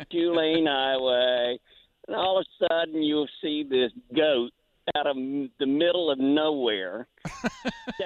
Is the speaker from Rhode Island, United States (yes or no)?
no; Beaumont, Texas, United States; Where am I from in Texas? Beaumont, Houston area